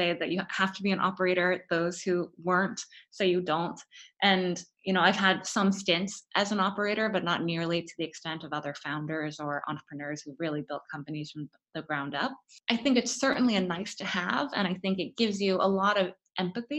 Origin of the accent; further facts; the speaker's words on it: Florida, United States; moved away as an adult; also born or lived in Stanford, California; I grew up in Florida and I went to Stanford for undergrad